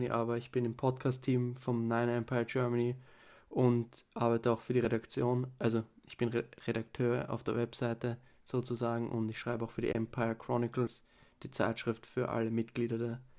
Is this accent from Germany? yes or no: no; Vienna, Austria; Ähm, ich bin aus Wien